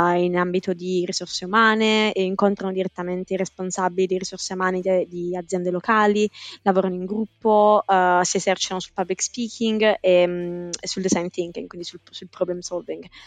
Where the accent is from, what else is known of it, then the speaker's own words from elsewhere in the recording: Apulia, Italy; moved away as an adult; now in London, United Kingdom; sono pugliese di nascita ma londinese d'adozione